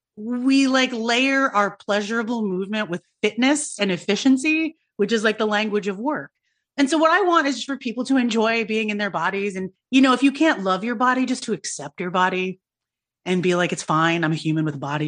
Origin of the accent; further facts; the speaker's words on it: United States; being a young person of color growing up in America